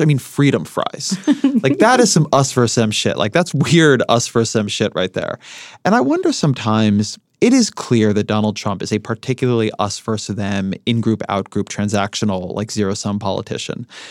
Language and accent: English; California, United States; now in Washington, D.C., United States; I'm originally Californian, I live in Washington, D C